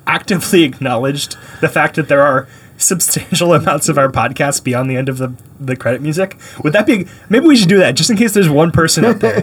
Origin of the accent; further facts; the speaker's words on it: Canada; now in United States; I was born in Canada.